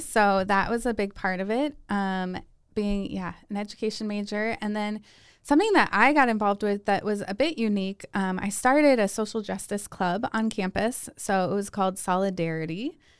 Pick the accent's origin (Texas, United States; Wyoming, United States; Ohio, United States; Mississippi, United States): Ohio, United States; Hudson; moved away as an adult; now in Steubenville, United States; I grew up outside of Cleveland in a little town called Hudson, Ohio